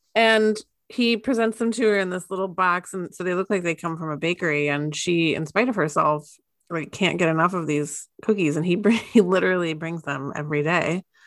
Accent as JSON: {"language": "English", "country": "United States", "said": "I am an American"}